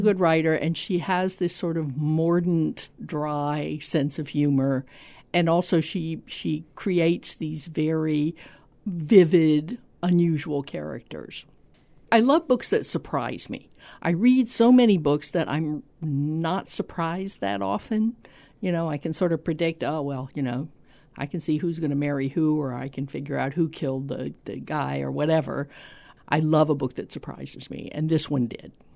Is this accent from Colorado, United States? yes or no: no; Tampa, Florida, United States; I grew up in Tampa